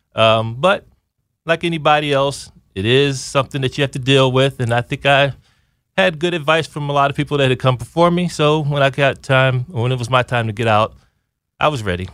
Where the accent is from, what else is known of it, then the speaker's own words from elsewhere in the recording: Aliquippa, Pennsylvania, United States; moved away as an adult; I'm from Aliquippa, Pennsylvania. That's a little bit northwest of Pittsburgh